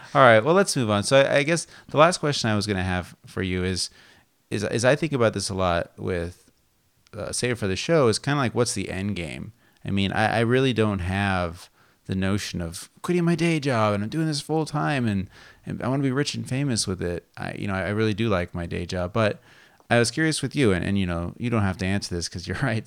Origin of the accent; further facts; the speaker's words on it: Las Vegas, Nevada, United States; now in California, United States; growing up in Las Vegas